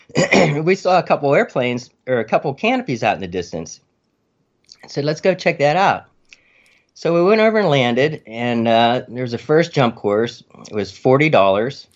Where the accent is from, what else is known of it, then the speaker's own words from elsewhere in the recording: Freeport, Pennsylvania, United States; moved away as an adult; also born or lived in Arizona / Maryland; Freeport, Pennsylvania